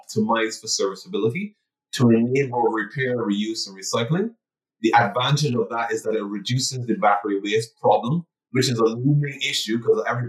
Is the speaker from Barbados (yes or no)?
yes; Barbados; born and raised in Barbados, so an island boy by definition